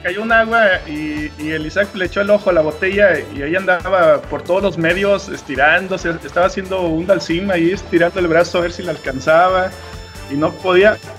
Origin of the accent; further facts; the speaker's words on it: Mexico; así como buen mexicano